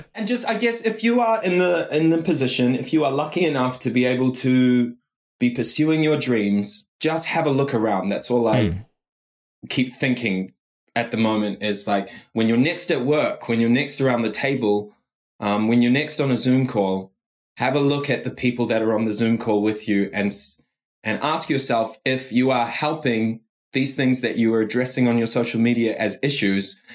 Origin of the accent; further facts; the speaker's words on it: New Zealand; I'm Kiwi